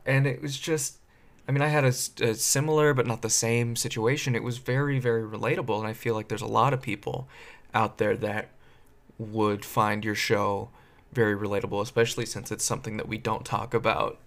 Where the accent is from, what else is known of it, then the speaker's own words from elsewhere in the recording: Silicon Valley, California, United States; I grew up in Silicon Valley area.